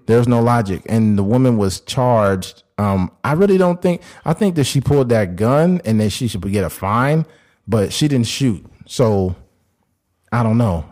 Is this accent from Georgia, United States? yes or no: no; California, United States; me and Keith, growing up in California